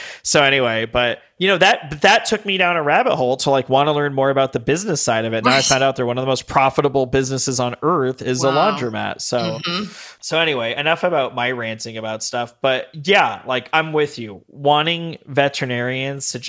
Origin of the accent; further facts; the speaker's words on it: Las Vegas, Nevada, United States; also born or lived in Denver; now in Long Beach, United States; I grew up in Vegas where everything's kind of new. Moved to Denver.